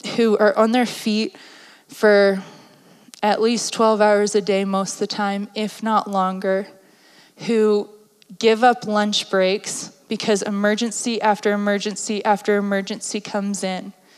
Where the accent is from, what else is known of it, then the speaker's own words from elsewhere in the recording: East Coast, United States; My family is blunt, we're from the East Coast.